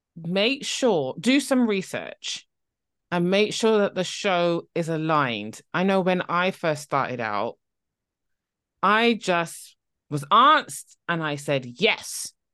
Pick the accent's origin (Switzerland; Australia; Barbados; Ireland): Barbados; now in near London, United Kingdom; I'm originally from Barbados